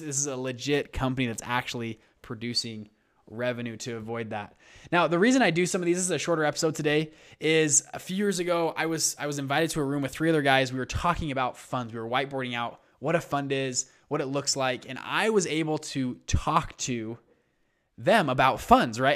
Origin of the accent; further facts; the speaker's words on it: Utah, United States; I'm from Utah.